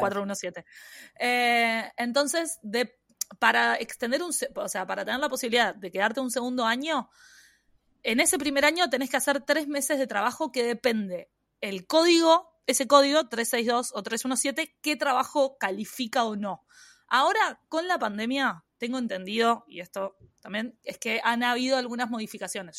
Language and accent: Spanish; Uruguay; moved away as an adult; now in Australia; yo soy uruguaya